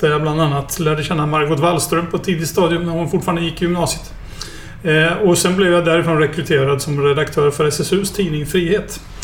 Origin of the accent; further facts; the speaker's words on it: Norrköping, Östergötland, Sweden; moved away as an adult; also born or lived in Stockholm / Skellefteå; jag är ju uppväxt i Norrköping.